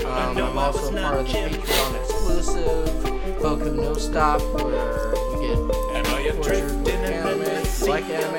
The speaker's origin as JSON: {"language": "English", "region": "Colorado", "country": "United States", "said": "I'm from Colorado"}